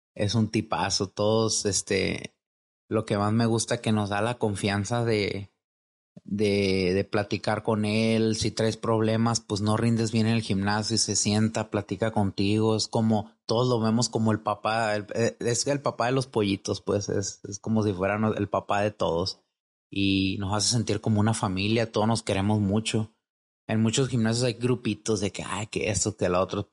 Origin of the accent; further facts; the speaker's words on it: Magdalena de Kino, Sonora, Mexico; moved away as an adult; now in Guadalajara, Mexico; yo soy de Magdalena Sonora